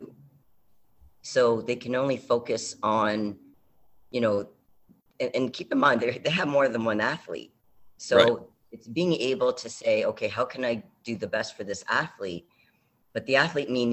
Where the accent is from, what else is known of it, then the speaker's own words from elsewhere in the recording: Canada; I'm from Canada